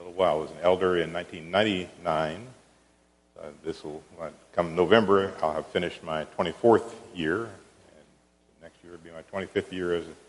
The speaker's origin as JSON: {"language": "English", "region": "Indiana", "country": "United States", "tie": "born or raised there", "also_born_or_lived": "Missouri", "moved": "as an adult", "lives_now": "Wichita, United States", "said": "I was born in Indiana. I went to college in Indiana and later in Missouri"}